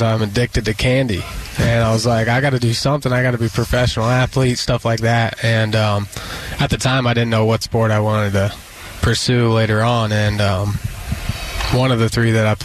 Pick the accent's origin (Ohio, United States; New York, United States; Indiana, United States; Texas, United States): Indiana, United States; Greenfield; I'm from Greenfield, Indiana